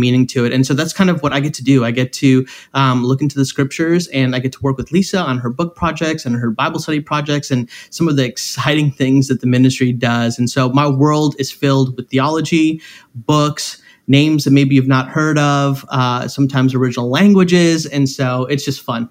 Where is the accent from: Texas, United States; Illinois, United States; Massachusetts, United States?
Illinois, United States; Chicago; I am from Chicago. I'm from right outside of the city of Chicago